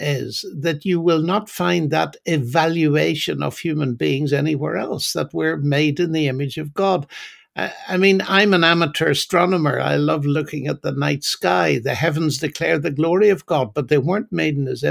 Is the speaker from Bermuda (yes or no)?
no; Northern Ireland, United Kingdom; now in England, United Kingdom; I'm originally from Northern Ireland, and although I've lived in England for most of my life, I still haven't lost my accent.